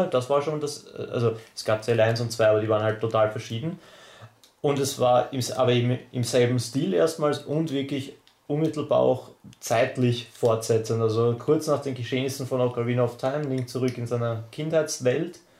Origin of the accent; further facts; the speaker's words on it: Austria; irgendwie auch sehr schwierig für uns als Österreicher ja, im Club Nintendo ranzukommen?